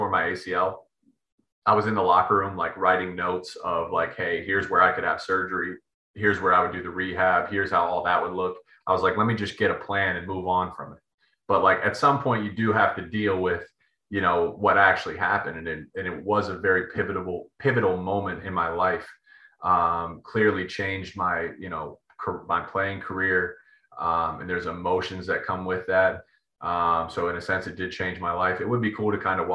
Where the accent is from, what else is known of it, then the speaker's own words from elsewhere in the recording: Pickerington, Ohio, United States; born and raised in Pickerington, Ohio